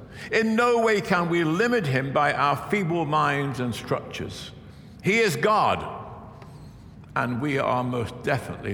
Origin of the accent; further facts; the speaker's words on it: England, United Kingdom; moved away as an adult; also born or lived in Virginia; I grew up Baptist in England where we shout a little bit